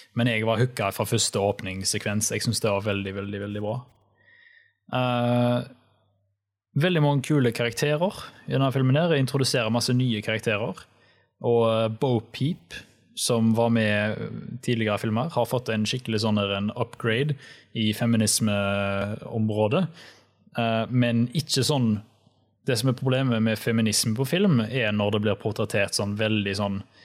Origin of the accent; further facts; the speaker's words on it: Haugesund, Rogaland, Norway; also born or lived in Oslo; Jeg har jo flytta fra Oslo. Så eh, nå er jeg hjemme i Haugesund